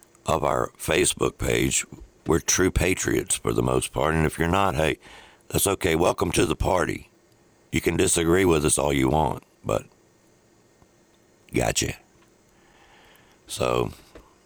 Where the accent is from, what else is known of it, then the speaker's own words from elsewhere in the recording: the South, United States; we're from the South